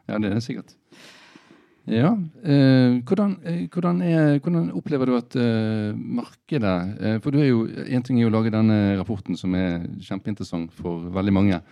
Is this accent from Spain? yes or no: no; Bergen, Vestland, Norway; som bergensere